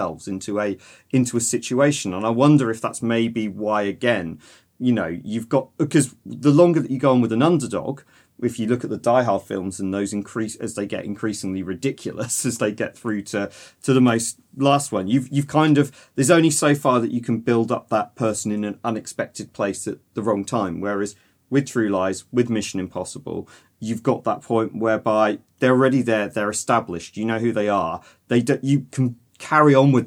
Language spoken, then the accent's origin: English; United Kingdom; being British